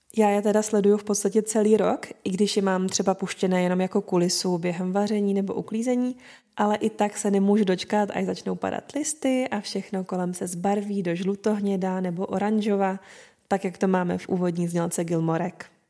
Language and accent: Czech; Moravia, Czechia; u nás na Moravě